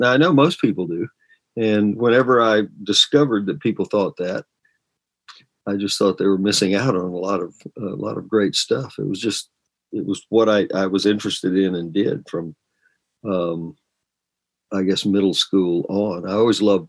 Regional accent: Georgia, United States; now in Virginia, United States; I'm from Georgia, but I've been here most of my life now.

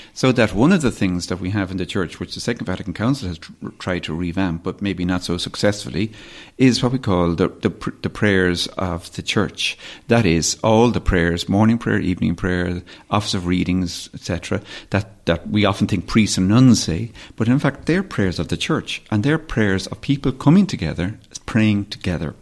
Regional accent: Dublin, Leinster, Ireland; also born or lived in West Kerry; Kerry, where my parents, uh, are from and where I, I, I, I suppose in many ways grew up, partly as I grew up in Dublin, but we've spent a lot of time in West Kerry

